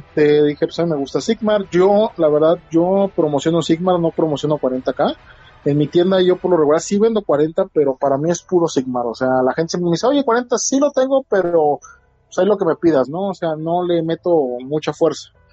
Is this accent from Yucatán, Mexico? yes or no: no; Tampico, Tamaulipas, Mexico; also born or lived in Guadalajara, Jalisco; now in Poza Rica, Mexico; yo soy originario de Tampico, Tamaulipas, pero viví en Guadalajara